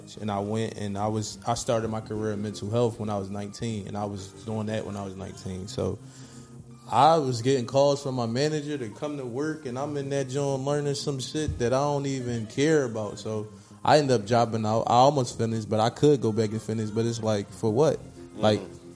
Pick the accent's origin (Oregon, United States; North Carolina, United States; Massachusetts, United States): North Carolina, United States; Charlotte; also born or lived in North Philadelphia, Pennsylvania; I'm from North Philly / moved down here when I was younger, so I'm from West Boulevard